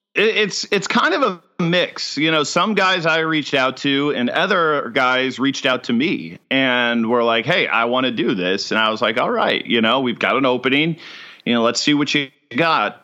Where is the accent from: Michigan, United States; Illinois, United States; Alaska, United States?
Illinois, United States; Chicago; moved away as an adult; also born or lived in Ohio / Huntsville, Alabama; now in Jacksonville, United States; suburban Chicago is where I lived most of my